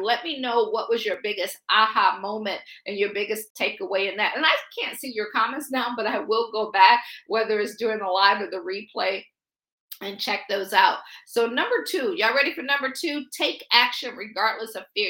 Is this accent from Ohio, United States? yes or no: yes; Akron, Ohio, United States; moved away as an adult; also born or lived in Washington, D.C. area / Baltimore / Boston / Pittsburgh; I'm from Akron, Ohio. I always joke and say I grew up shy shelter in church basically six days a week